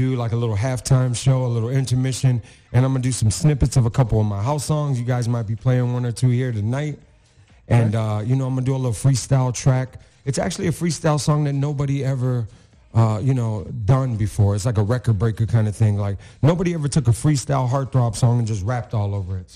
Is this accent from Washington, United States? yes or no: no; Chicago, Illinois, United States; I'm from Chicago